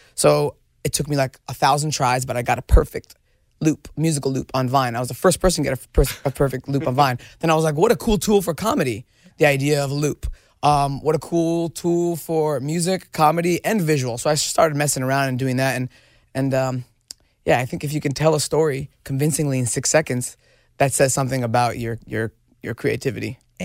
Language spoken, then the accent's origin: English; New Jersey, United States; I was growing up in Jersey with a bunch of knuckleheads